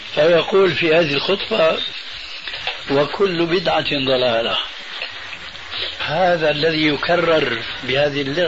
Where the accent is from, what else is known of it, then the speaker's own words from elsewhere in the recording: Damascus, Damascus Governorate, Syria; عندنا في دمشق الشام